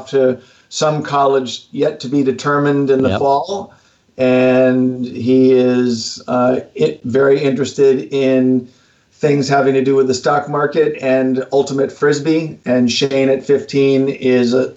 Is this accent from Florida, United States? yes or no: no; Mystic, Connecticut, United States; also born or lived in Boston, Massachusetts; I was raised mostly outside of Boston and in Connecticut, outside of Mystic, Connecticut